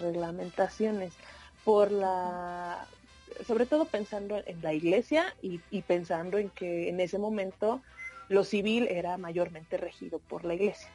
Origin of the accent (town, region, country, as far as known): Oaxaca, Mexico; born or raised there; moved away